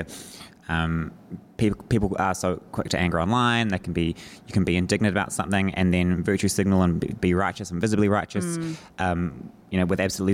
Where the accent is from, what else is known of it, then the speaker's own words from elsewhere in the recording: Northland, New Zealand; I am from Northland.